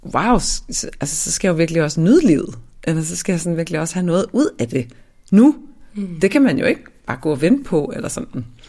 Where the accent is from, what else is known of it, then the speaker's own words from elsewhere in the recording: Svendborg, Southern Denmark, Denmark; also born or lived in Ærø; jeg voksede op i Svendborg, øhm, på Syfyn og på Ærø